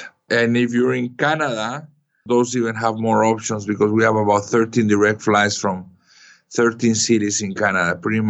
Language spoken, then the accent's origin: English; Mazatlán, Sinaloa, Mexico; also born or lived in United States; But I'm local. I'm from Mazatlan. I was born here.